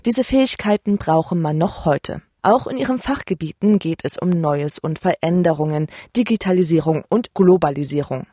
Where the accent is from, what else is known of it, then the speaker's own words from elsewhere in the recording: East Germany, Germany; Ich bin in Ostdeutschland geboren, das ist meine Heimat und bleibt meine Heimat.